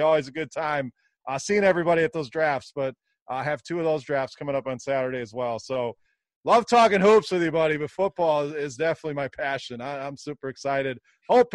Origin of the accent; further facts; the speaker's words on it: Wisconsin, United States; moved away as an adult; also born or lived in Fort Walton Beach, Florida; now in Michigan, United States; I'm originally from Wisconsin